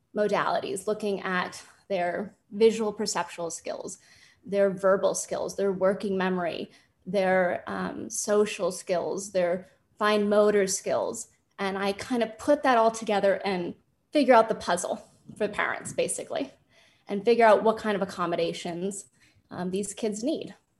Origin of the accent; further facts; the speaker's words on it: Los Angeles, California, United States; born and raised in Los Angeles